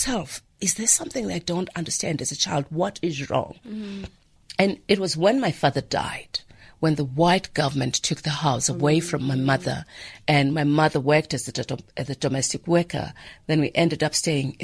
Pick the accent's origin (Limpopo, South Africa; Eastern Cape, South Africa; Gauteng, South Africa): Gauteng, South Africa; Soweto; growing up in Soweto